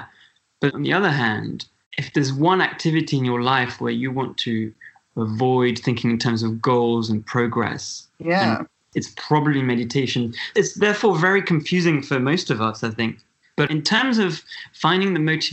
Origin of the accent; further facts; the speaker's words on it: Switzerland; I'm from Switzerland.